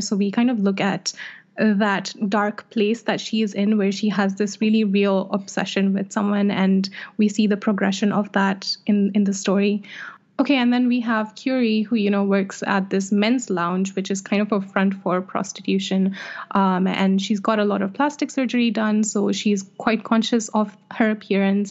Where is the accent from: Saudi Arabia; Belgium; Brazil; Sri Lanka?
Saudi Arabia; Jeddah, Makkah Province; Jeddah, which is my hometown